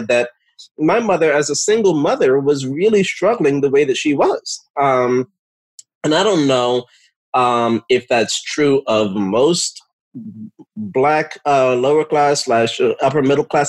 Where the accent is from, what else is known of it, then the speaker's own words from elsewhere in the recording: Edison, New Jersey, United States; also born or lived in Newark, New Jersey / East Orange, New Jersey; moved from Newark to East Orange to Edison, New Jersey, which is where I spent the majority of my um, childhood and uh, young adulthood